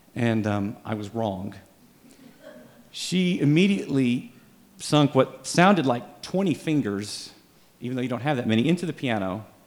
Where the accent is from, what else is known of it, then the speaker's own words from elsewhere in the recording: Dallas, Texas, United States; I grew up in Dallas